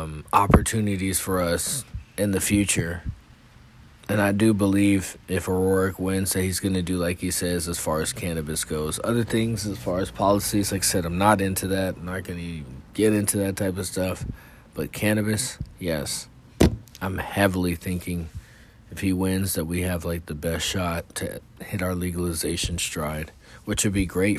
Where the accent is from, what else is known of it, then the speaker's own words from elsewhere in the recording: California, United States; now in Texas, United States; I'm from California